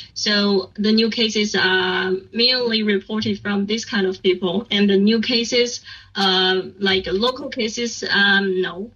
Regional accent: Beijing, China; English is a second language; I'm from Beijing, and I, don't need to go back to my like hometown because I'm just in, in Beijing

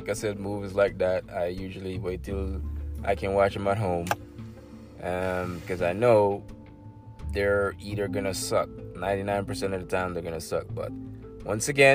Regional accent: Jamaica; I'm from Jamaica

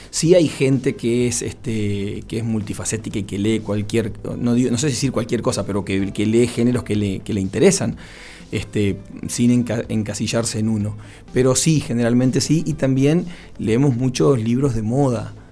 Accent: Patagonia, Argentina; yo lo vi, lo viví porque soy patagónico, porque viví acá

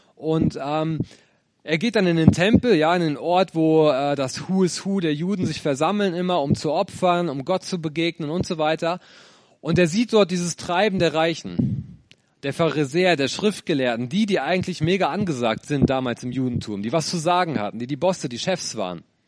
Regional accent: Lower Saxony, Germany; moved away as an adult; now in Bonn, Germany; Ursprünglich komme ich, ja, wie Luca aus Niedersachsen.

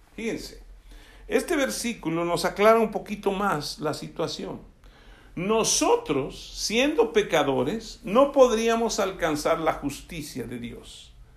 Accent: Alvarado, Veracruz, Mexico; el hecho de que yo sea de Alvarado, Veracruz, voy a seguir diciendo tanta majadería que dicen allá

